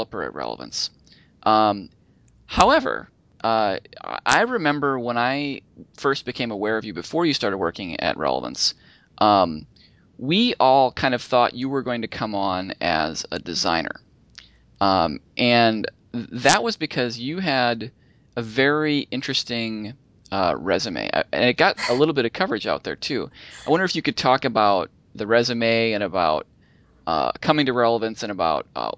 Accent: Minnesota, United States; moved away; I grew up in Minnesota

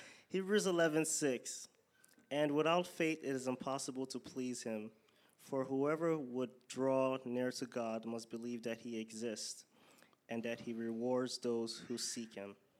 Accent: Western Nigeria, Nigeria; first language Yoruba; English is a second language; moved away; Yoruba is, um, my native language from Western Nigeria

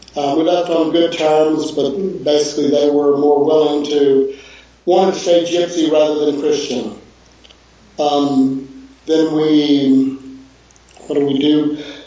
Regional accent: Houston, Texas, United States; moved away as an adult; also born or lived in Chicago / Dallas / California; now in France; I'm from Houston

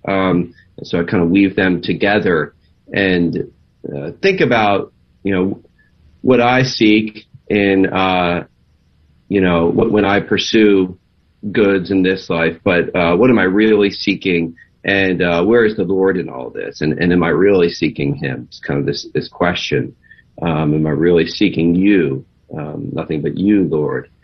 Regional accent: Maryland, United States; moved away as an adult; also born or lived in Los Angeles / Nashville; we're from the Maryland area, so we lived there as well

